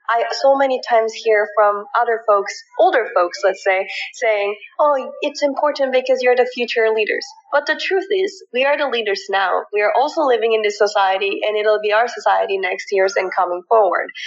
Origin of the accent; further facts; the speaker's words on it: Canada; moved away as an adult; also born or lived in South Korea / Philippines; now in United States; So I was born in South Korea and then I moved to the Philippines when I was about five years old. And then I moved to rural areas in Canada when I was 10.